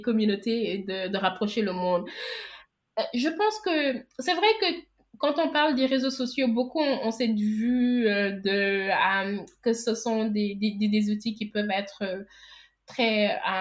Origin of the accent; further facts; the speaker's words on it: Senegal; Je suis sénégalaise, j'ai vécu toute ma vie au Sénégal.